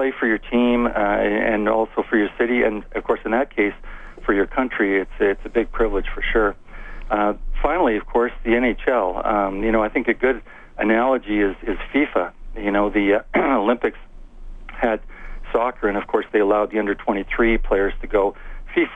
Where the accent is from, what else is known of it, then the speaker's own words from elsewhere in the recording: Edmonton, Alberta, Canada; when I grew up in Edmonton, I was a big fan of the Oilers